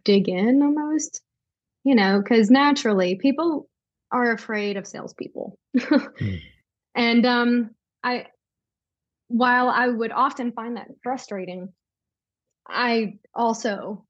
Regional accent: Tennessee, United States; I'm from Tennessee. I have lived in Tennessee my entire life, never lived in another state

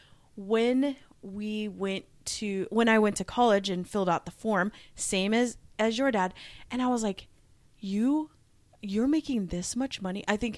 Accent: Omaha, Nebraska, United States; also born or lived in Redmond, Washington; Because I grew up like in Omaha, I felt rich. Like, we lived in an apartment, and I felt very rich. When we moved to Redmond, Washington, I was like, whoa, this is insane.

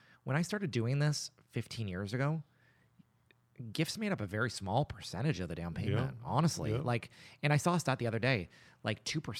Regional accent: Nova Scotia, Canada; I grew up in the Annapolis Valley and I was in band.

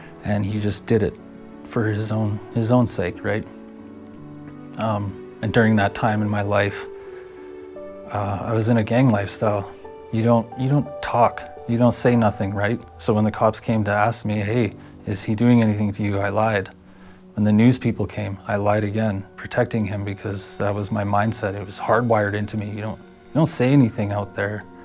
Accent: Red Deer, Alberta, Canada; I was born in Red Deer, 1991

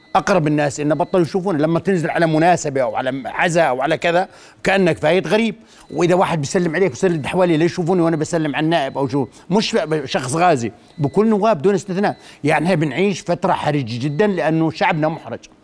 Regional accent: Al-Karak, Karak Governorate, Jordan; وانا ابن الكرك

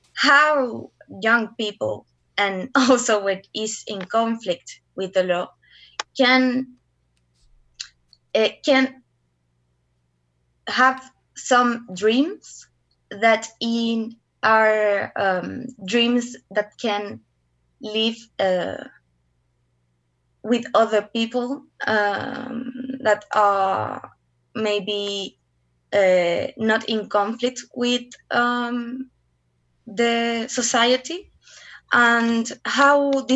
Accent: Curicó, Maule, Chile; also born or lived in Santiago, Chile; I was born in Santiago and we moved to Curicó, and I lived there until I was 18.

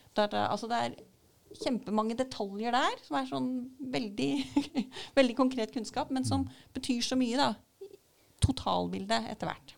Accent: Sannidal, Vestfold og Telemark, Norway; jeg er fra Sandidal

